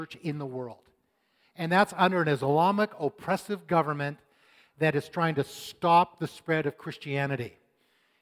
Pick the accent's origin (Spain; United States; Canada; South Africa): Canada; I was born in Canada.